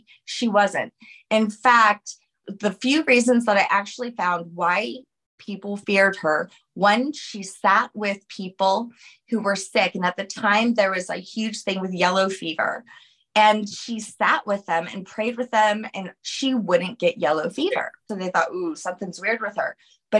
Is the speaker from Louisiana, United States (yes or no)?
yes; New Orleans, Louisiana, United States; I'm from New Orleans. Like, we're talking like from the 1600s. Yes. I am French.